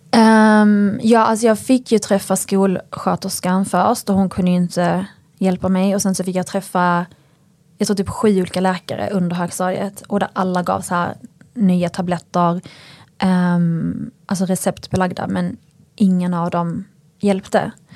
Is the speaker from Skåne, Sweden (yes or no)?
yes; northern Skåne, Sweden; jag är uppväxt eh, i ett samhälle i norra Skåne